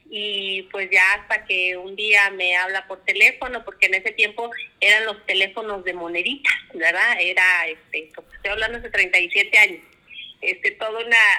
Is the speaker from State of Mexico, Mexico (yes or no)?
no; Oaxaca, Mexico; moved away as an adult; now in Coahuila, Mexico; Somos de Oaxaca, eh, ya tenemos 27 años viviendo aquí en Coahuila, pero nuestro origen, pues obviamente, ¿verdad? Se remonta a la ciudad de Oaxaca.